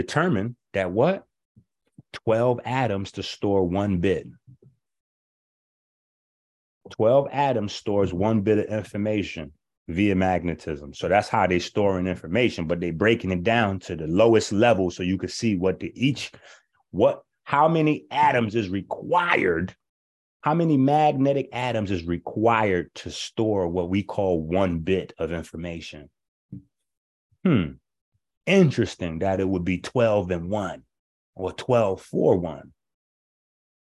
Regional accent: New York, United States; We grew up playing CeeLo in New York

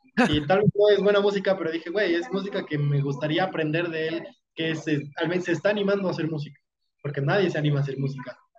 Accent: Mexico; como mexicano a veces se nos haga menos solamente por ser mexicano

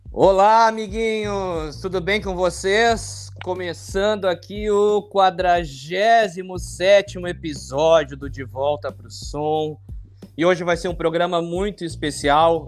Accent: Porto Alegre, Rio Grande do Sul, Brazil; somos da Zona Norte

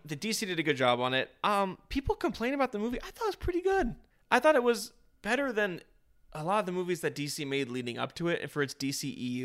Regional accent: United States; I'm an American

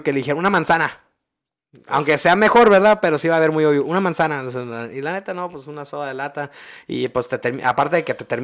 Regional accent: Ensenada, Baja California, Mexico; also born or lived in San Luis; yo soy de aquí de Ensenada, pero yo vengo de acá, salud, yo vengo de acá de San Luis

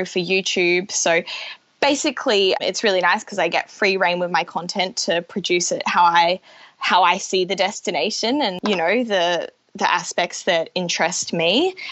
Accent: Brisbane, Queensland, Australia; moved away as an adult; now in Auckland, New Zealand; So originally I'm from Brisbane, and yeah, grew up there with my parents

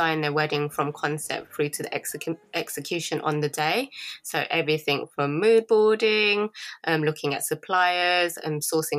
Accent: England, United Kingdom; my parents are from Laos, but I was born in England.

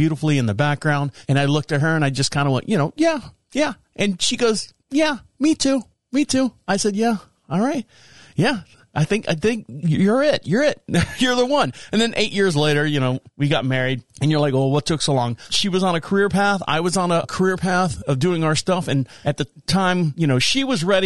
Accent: Orlando, Florida, United States; I was born and raised in Orlando, Florida.

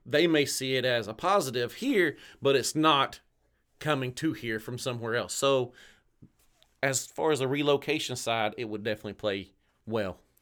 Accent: just north of Chattanooga, Tennessee, United States; moved away as an adult; also born or lived in Orlando, Florida; now in Ocala, United States; I'm from Tennessee originally, born and raised just north of Chattanooga. I spent most of my life right there in Southeast Tennessee

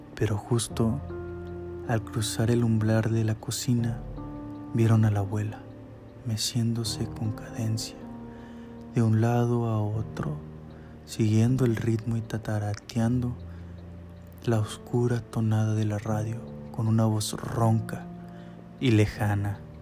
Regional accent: Mexico; somos de México.

